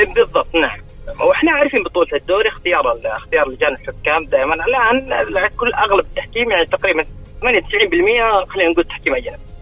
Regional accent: Saudi Arabia

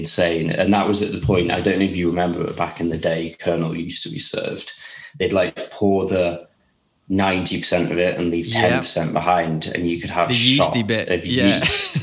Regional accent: Ilkley, Yorkshire and the Humber, United Kingdom; also born or lived in London; now in Lewes, United Kingdom; Ilkley, which is my hometown

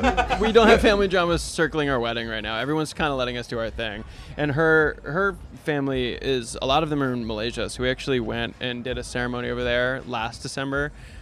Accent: Virginia, United States; I'm from Virginia.

